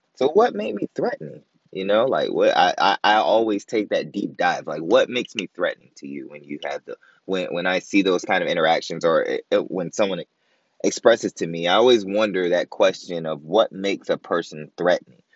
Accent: Virginia, United States; now in Maryland, United States; Born and raised in Virginia, living in Maryland

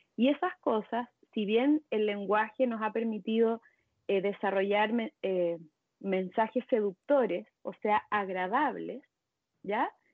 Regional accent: Chile; moved away as an adult; now in Mexico; soy chilena, pero vivo en México hace bueno, hace seis años ya.

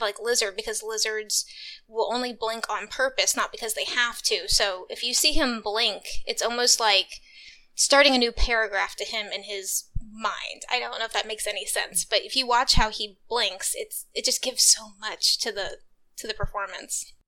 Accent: Texas, United States; I'm from Texas. We don't have basements here.

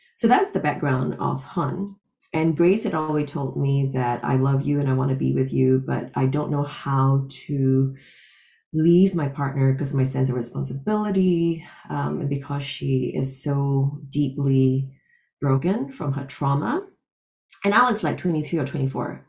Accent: Singapore; moved away as an adult; also born or lived in London / Los Angeles; Born and raised in Singapore, got a full scholarship to read my master's in London

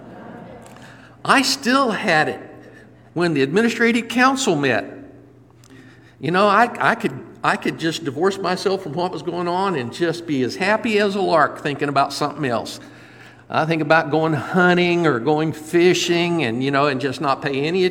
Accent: Lakeland, Florida, United States; also born or lived in Indiana / Ohio; they moved when I was just 3 years old. And so I grew up on the west side of Lakeland and attended my schooling all the way through college

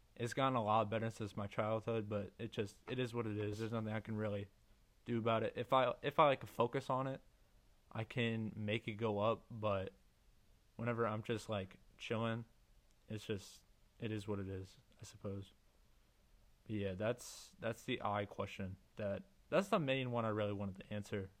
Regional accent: Missouri, United States; I'm from Missouri, USA

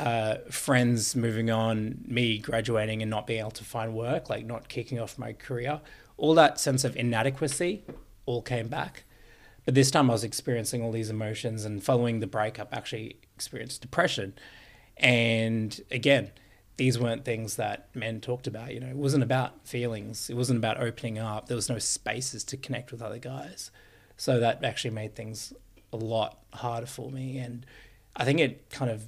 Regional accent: Queensland, Australia; I grew up in Queensland

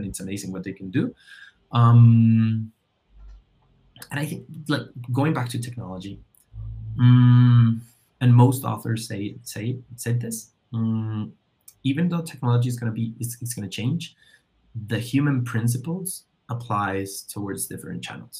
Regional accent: Colombia; I'm from Colombia

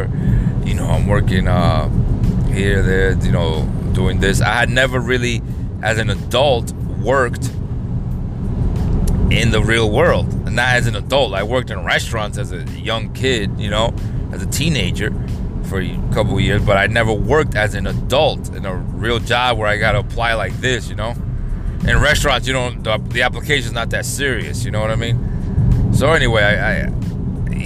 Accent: New York, United States; moved away as an adult; I came from New York

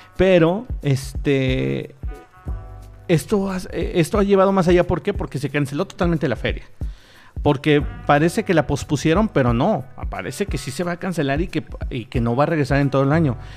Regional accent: Mexico; así somos los pinches mexicanos

